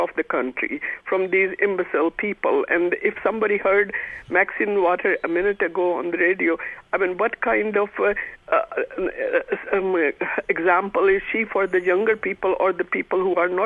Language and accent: English; India; moved away; also born or lived in England / Canada; I am originally from India